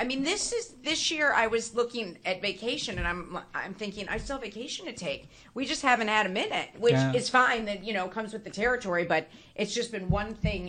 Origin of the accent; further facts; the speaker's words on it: Buffalo, New York, United States; I'm born and raised in Buffalo